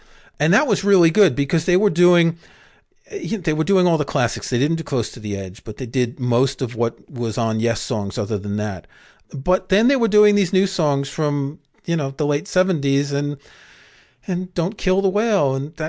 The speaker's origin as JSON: {"language": "English", "town": "New York City", "region": "New York", "country": "United States", "tie": "born or raised there", "said": "growing up in Queens in the mid-1970s"}